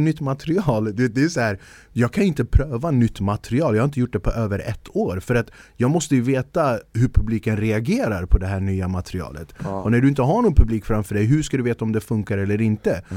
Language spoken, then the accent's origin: Swedish; Stockholm, Stockholm County, Sweden; jag är född och uppvuxen i Stockholm